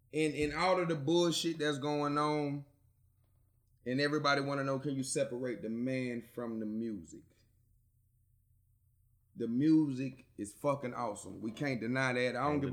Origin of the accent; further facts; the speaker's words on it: Alabama, United States; also born or lived in Ohio; I was born in Ohio. Yeah. So, you know what I'm saying? Raised in Alabama